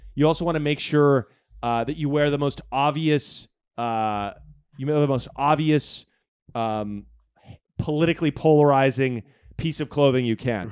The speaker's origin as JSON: {"language": "English", "town": "Portland", "region": "Oregon", "country": "United States", "tie": "born or raised there", "moved": "yes", "said": "growing up in Portland, Oregon"}